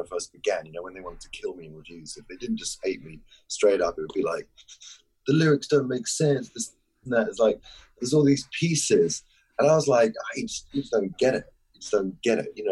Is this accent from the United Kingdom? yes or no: yes; London, United Kingdom; I grew up in North London